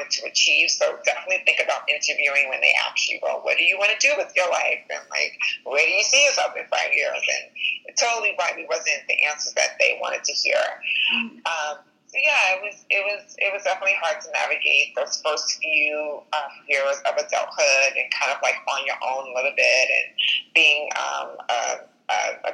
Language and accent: English; Long Island, New York, United States; Born and raised in Long Island, New York